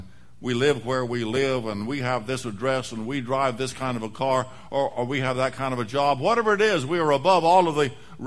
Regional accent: the West, United States; moved away; I grew up in the West

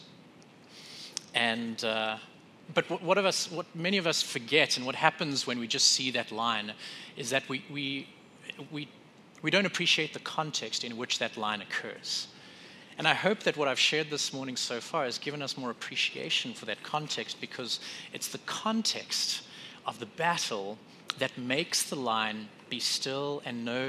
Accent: South Africa; now in Wisconsin, United States; in South Africa, where I grew up

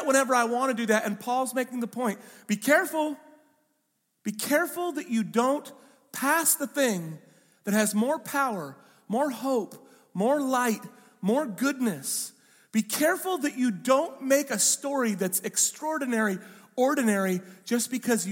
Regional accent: Pacific Northwest, United States; I'm from the Pacific Northwest

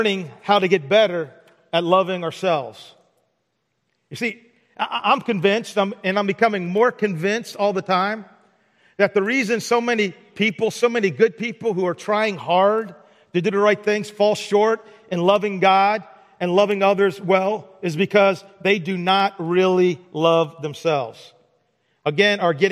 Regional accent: Baltimore, Maryland, United States; I was born on February the 4th, 1960, in Baltimore, Maryland

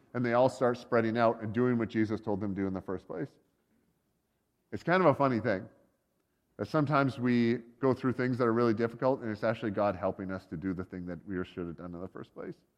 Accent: Canada; they'd be the Canadians. We're kind of American, but kind of not.

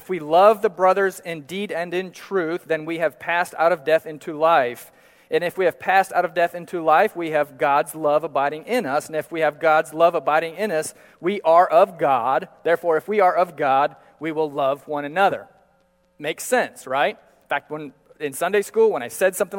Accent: Manaus, Amazonas, Brazil; I grew up in Brazil and often walking the streets of Manaus

